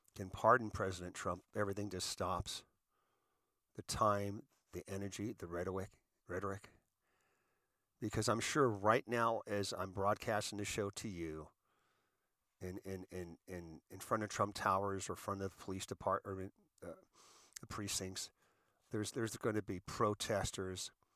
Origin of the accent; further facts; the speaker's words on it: United States; as an American, as a veteran, as a seasoned citizen